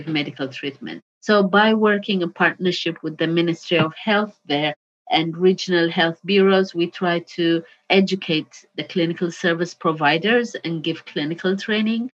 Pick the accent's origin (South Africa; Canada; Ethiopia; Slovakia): Ethiopia; now in United Kingdom; my home country